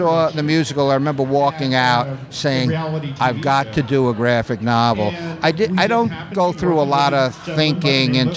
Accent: Miami Beach, Florida, United States; I grew up in Miami Beach

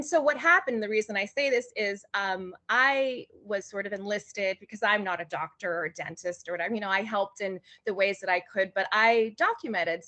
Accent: Honolulu, Hawaii, United States; moved away as an adult; also born or lived in Los Angeles, California; I am from Honolulu, Hawaii. So I was born and raised there and moved to California 2 days before my 23rd birthday

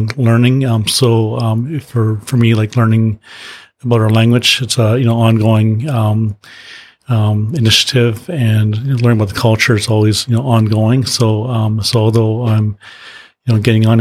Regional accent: Maple Ridge, British Columbia, Canada; also born or lived in Lytton (Nicomen), British Columbia; I grew up in Maple Ridge, which is in the suburbs

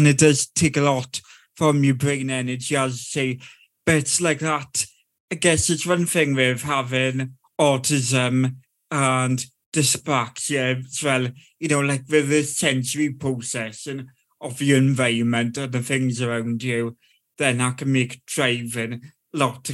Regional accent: South Wales, United Kingdom; I'm from South Wales

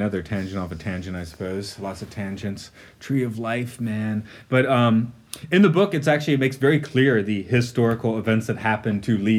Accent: United States; moved away as an adult; I'm an American. Looking at America from the outside for 10 years

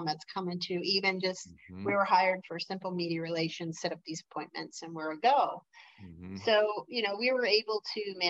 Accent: Detroit, Michigan, United States; I'm from Detroit

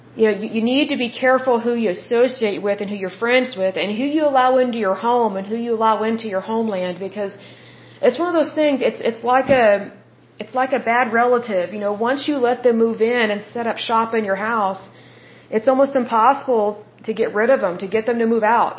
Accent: United States; if someone asks me what nationality I am, I say I'm American

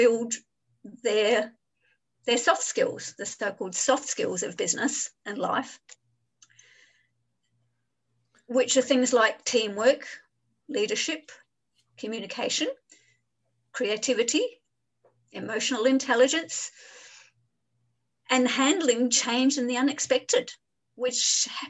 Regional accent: Adelaide, South Australia, Australia; moved away as an adult; now in Hong Kong; I grew up in Adelaide in Australia, and in 1993, I just decided I'm moving to Hong Kong, and I've been here for 27 years.

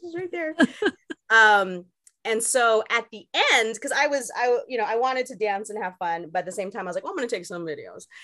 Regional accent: Long Beach, California, United States; I'm from Long Beach

